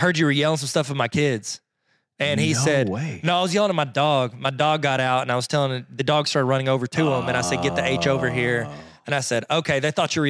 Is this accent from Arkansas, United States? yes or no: yes; Arkansas, United States; also born or lived in Georgia, United States; in fifth grade when I moved from Georgia to Arkansas.